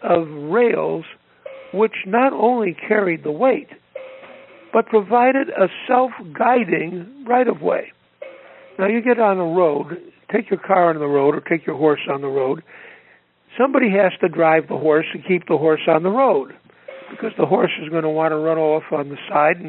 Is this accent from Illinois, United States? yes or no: yes; Chicago, Illinois, United States; I grew up here in Chicago on the South Side